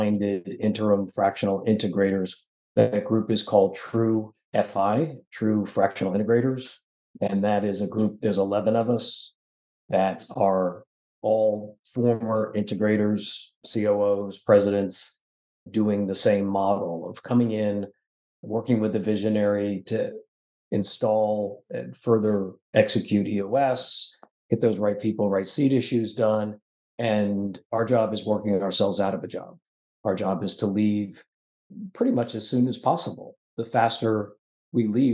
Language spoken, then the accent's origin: English; Florida, United States; I grew up in Florida.